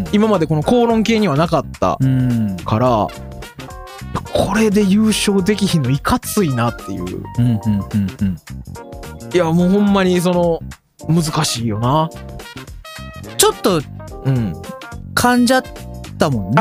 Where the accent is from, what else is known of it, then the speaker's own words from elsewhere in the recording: Osaka, Japan; 僕は大阪人